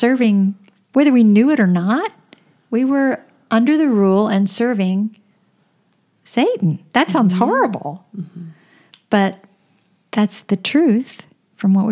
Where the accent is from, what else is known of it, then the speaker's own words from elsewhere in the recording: Florida, United States; I grew up in Florida